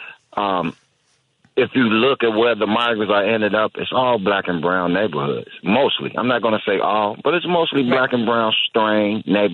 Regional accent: Chicago, Illinois, United States; I'm from the South Side of Chicago, Inglewood.

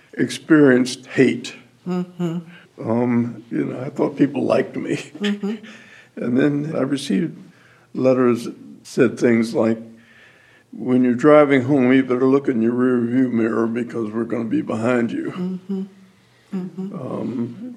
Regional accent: Topeka, Kansas, United States; I grew up in Topeka, Kansas. In Topeka, if you were an engineer, you ran a loco locomotive, you know.

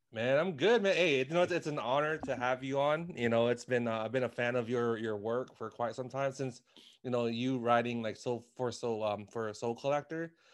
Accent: Washington, District of Columbia, United States; I am from Washington, D C.

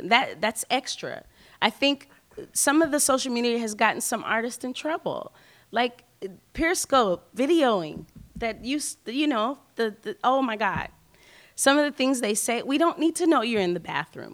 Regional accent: New Orleans, Louisiana, United States; I'm from New Orleans

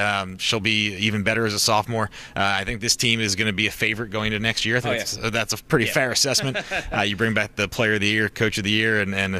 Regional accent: Cincinnati, Ohio, United States; my hometown of Cincinnati, Ohio.

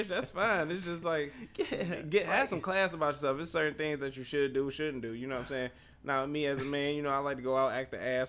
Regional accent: the North, United States; I'm black. How you doing? Like, right. I'm from the North, too.

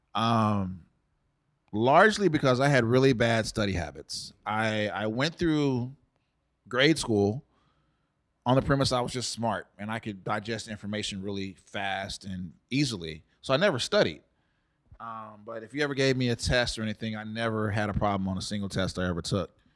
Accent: Dallas, Texas, United States; also born or lived in San Antonio, Texas; I'm originally from San Antonio. My mom grew up there, and my parents met in college at North Texas in Denton, which is about an hour north of Dallas. And you know, she got pregnant with me in college and moved back home. And so we stayed down there until I was about four, and then we moved up here with my dad, and I've lived in Dallas ever since.

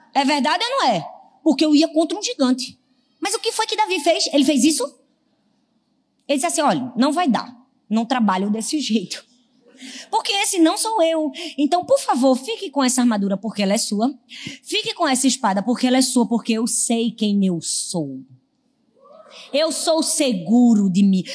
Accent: Northeast Region, Brazil; eu sou nordestina

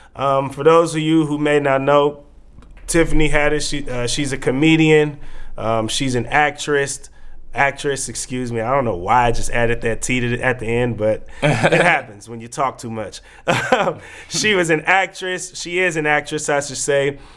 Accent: Bay Area, California, United States; now in Portland, United States; we grew up in the Bay Area

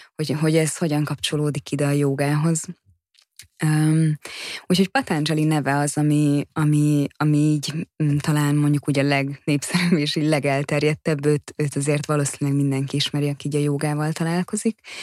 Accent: Hungary; now in Budapest, Hungary; én vidéken nőttem fel

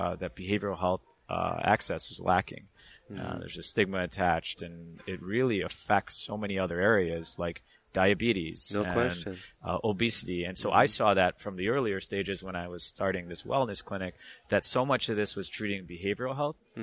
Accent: Michigan, United States; moved away as an adult; also born or lived in Boston / New York / Chicago; I grew up in Michigan.

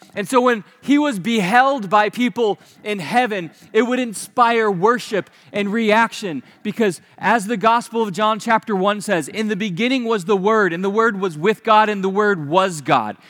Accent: Naples, Florida, United States; moved away; the house that I grew up down in Naples

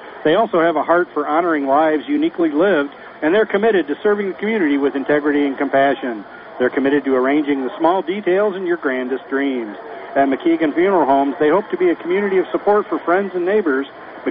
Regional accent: Corunna, Michigan, United States; a small town just like you and I grew up in Corunna

